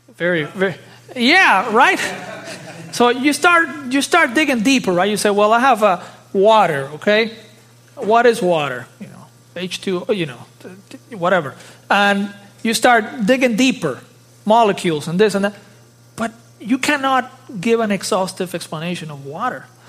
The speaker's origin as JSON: {"language": "English", "country": "Dominican Republic", "tie": "born or raised there", "also_born_or_lived": "South Florida", "moved": "yes", "said": "I was born in the Dominican Republic, uh, in the Caribbean."}